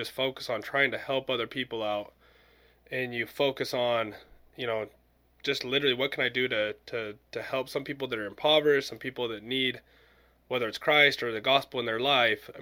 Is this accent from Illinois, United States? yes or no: no; Utah, United States; I grew up in Utah